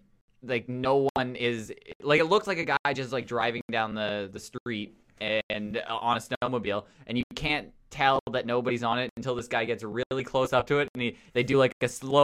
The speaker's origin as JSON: {"language": "English", "region": "Newfoundland and Labrador", "country": "Canada", "accent": "Newfoundland", "said": "Yeah, I should have done Ohio, that whole thing in my Newfoundland accent because it's much better."}